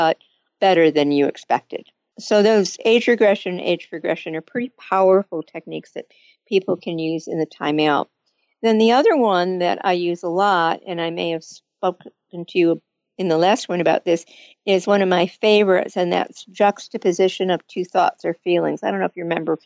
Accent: Michigan, United States; I grew up in Michigan

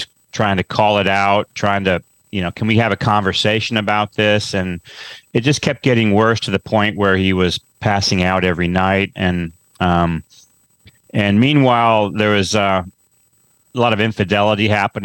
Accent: Kansas City, Kansas, United States; moved away as an adult; also born or lived in Virginia / Chicago / Santa Fe, New Mexico; now in Austin, United States; I grew up in Kansas, just on the outskirts of Kansas City on the Kansas side.

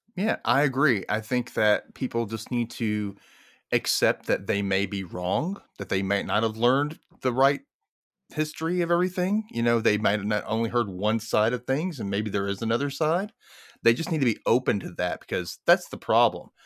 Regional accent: the South, United States; I'm in Mississippi. I grew up in the South

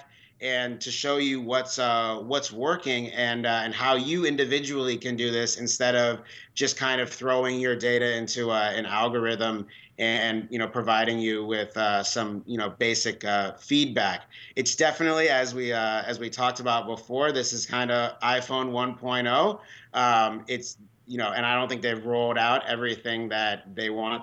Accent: San Francisco, California, United States; now in Washington D.C., United States; I grew up in San Francisco, so I like all of the San Francisco teams

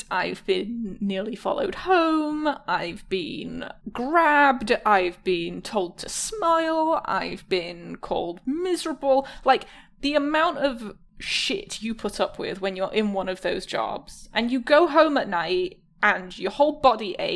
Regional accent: Michigan, United States; I'm from Michigan.

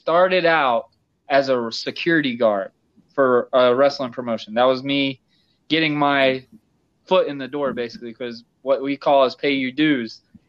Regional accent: Yulee, Florida, United States; also born or lived in Fernandina Beach, Florida; my hometown area in Fernandina, where I lived in Yulee

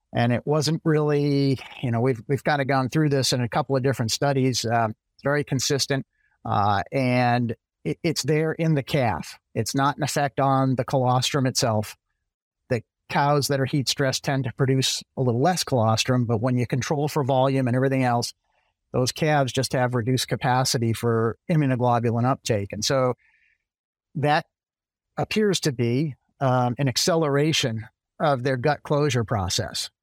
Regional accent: central Massachusetts, United States; moved away as an adult; also born or lived in Virginia / Michigan / Maryland / Illinois; now in Florida, United States; I'm originally from Massachusetts, kinda central Massachusetts, grew up on a small dairy

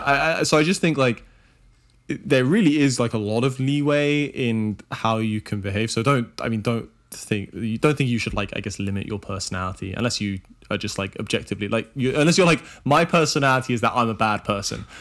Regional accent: Oxford, South East England, United Kingdom; where I grew up in Oxford

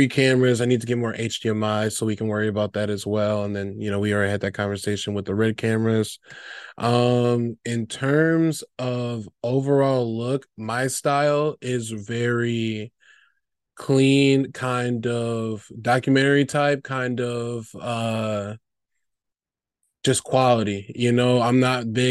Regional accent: Chicago, Illinois, United States; also born or lived in Weslaco, Texas; I'm originally from South Texas, the Valley, Wessico, but I've been in the Chicagoland area since I've been like 5. So basically the last 20 some years.

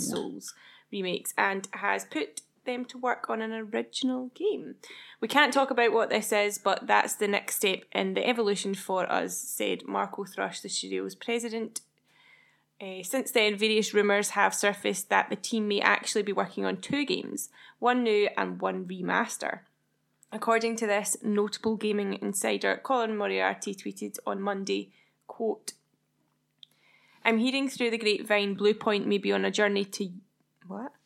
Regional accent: Scotland, United Kingdom; We're Scottish, so we say Kena

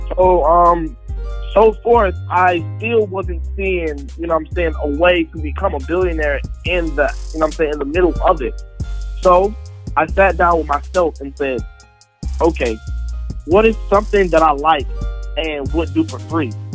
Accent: Atlanta, Georgia, United States; I grew up in Atlanta, Georgia

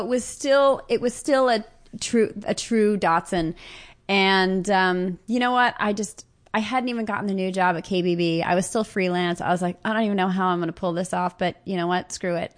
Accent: Los Angeles, California, United States; I grew up in the San Fernando Valley

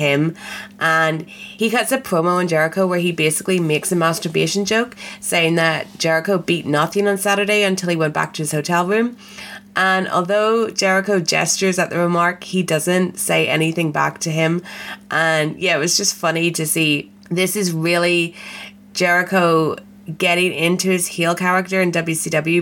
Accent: Belfast, Northern Ireland, United Kingdom; I am from Belfast

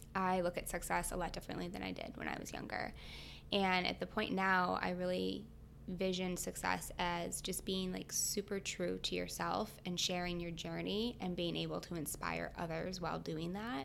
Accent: Michigan, United States; I'm from Michigan, so I went to Michigan State

